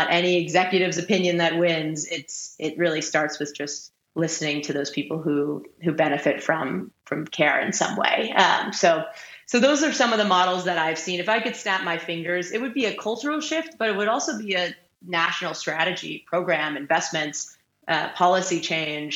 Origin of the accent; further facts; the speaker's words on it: Boston, Massachusetts, United States; my hometown in Boston